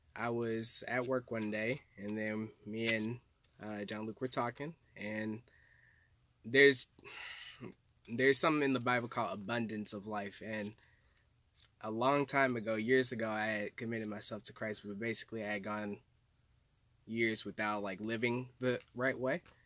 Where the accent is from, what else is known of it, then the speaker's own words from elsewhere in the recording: Little Rock, Arkansas, United States; from Arkansas. Uh, grew up there all my life